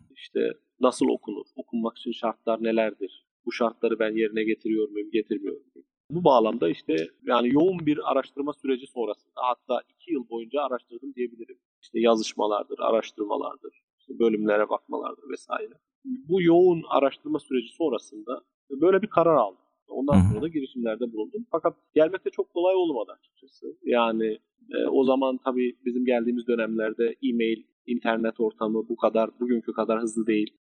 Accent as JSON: {"language": "Turkish", "town": "Muş", "region": "Muş Province", "country": "Turkey", "tie": "born or raised there", "also_born_or_lived": "Ankara, Turkey", "moved": "as an adult", "lives_now": "Germany", "said": "Muş doğumluyum. Almanya'ya 2004 senesinde geldim"}